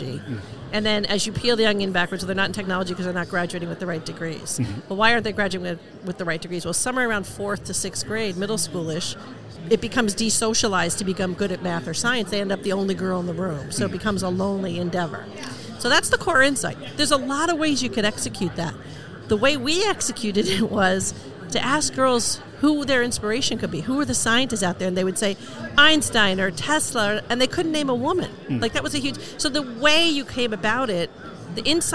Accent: New York, United States; moved away; as a New Yorker to come home to my hometown

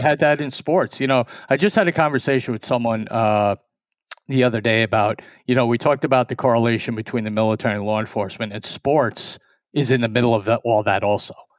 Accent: New York, United States; we're two strangers from New York

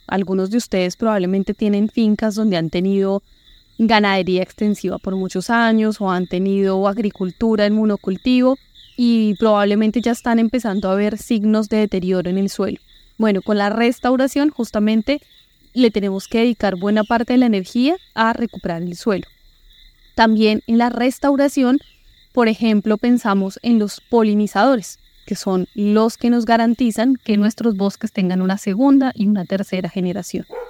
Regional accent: Bogotá, Colombia; moved away as an adult; now in Florencia, Colombia; como buena rola acostumbrada a los paseos en la sabana de Bogotá

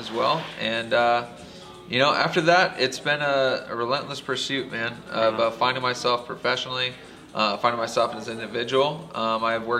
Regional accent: Anaheim, California, United States; I'm a product of Orange County. Grew up, born and raised in Anaheim Hills

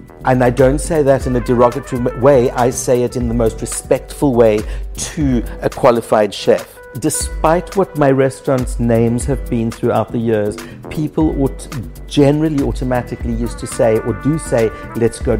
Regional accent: Krugersdorp, Gauteng, South Africa; moved away as an adult; now in Cyprus; the tiny little mining town that I grew up in Krugersdorp

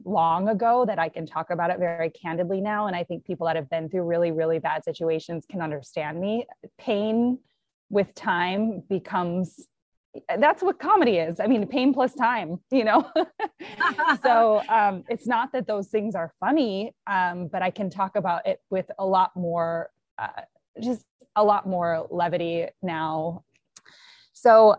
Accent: Madison, Wisconsin, United States; my hometown of Madison, Wisconsin, where I'm at right now

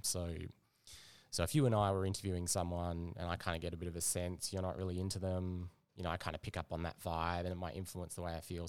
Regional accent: Perth, Western Australia, Australia; moved away as an adult; now in Melbourne, Australia; I'm actually from Perth. So, yeah, moved out about ten, ten years ago.

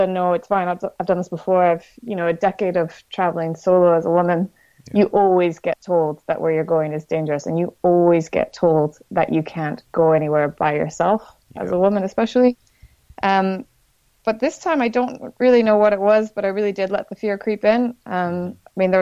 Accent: Canada; I'm from the Canadian Rockies and mountains are just home

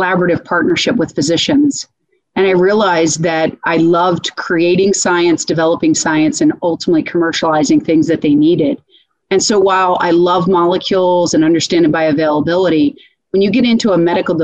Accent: Philadelphia, Pennsylvania, United States; moved away as an adult; also born or lived in Lansdale, Pennsylvania; now in Dallas, United States; I'm born and raised in the Philadelphia area.

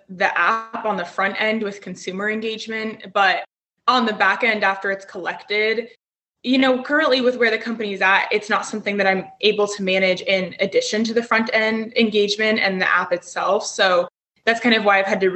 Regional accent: Denver, Colorado, United States; growing up in Colorado and in Denver specifically

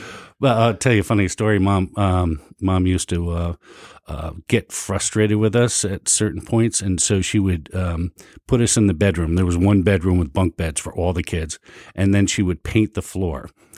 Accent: New Jersey, United States; also born or lived in New England; So I'm originally from New Jersey.

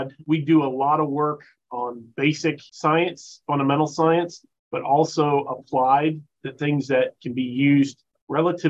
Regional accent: Florida, United States; moved away as an adult; I'm originally from Florida, a native

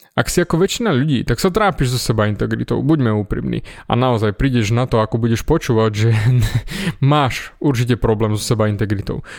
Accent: Snina, Prešov Region, Slovakia; Vyrastal som v Snine, v malom mestečku

